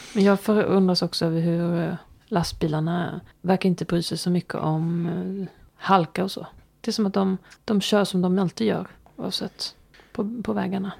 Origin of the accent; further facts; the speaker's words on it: Småland, Sweden; vi var från Småland. Nej. Fast han kanske gissade, för att jag avslöjar ju min dialekt